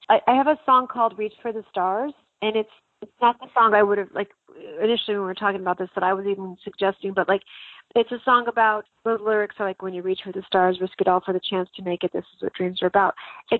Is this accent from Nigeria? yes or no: no; Santa Fe, New Mexico, United States; I'm from New Mexico originally. I'm born and raised in Santa Fe, New Mexico, and I went out, came out to Arizona, and I've kind of never left.